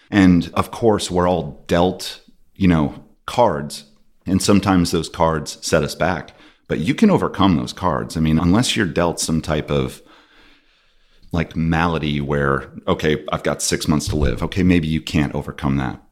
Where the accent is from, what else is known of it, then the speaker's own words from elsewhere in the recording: Binghamton, New York, United States; I grew up in Binghamton, New York